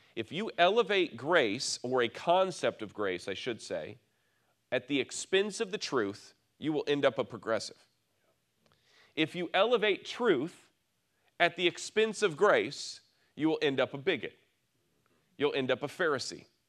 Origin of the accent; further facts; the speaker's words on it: near Lake Michigan, Midwest, United States; I grew up near Lake Michigan